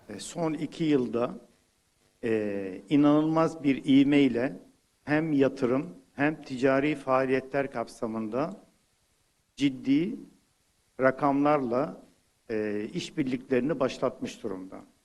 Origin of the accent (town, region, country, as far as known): Turkey